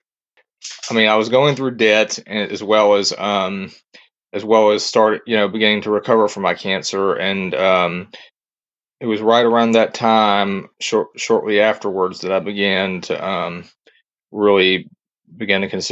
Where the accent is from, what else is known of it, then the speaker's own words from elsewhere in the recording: Louisiana, United States; they're my home state team